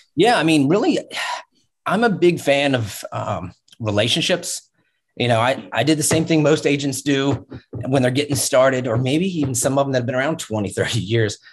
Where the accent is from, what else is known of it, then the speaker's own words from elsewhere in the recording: Virginia Beach, Virginia, United States; also born or lived in Pittsburgh; I grew up in Virginia Beach